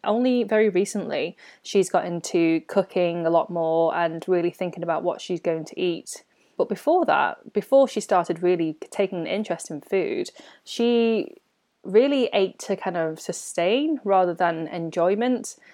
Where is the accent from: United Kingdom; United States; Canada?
United Kingdom; born or raised there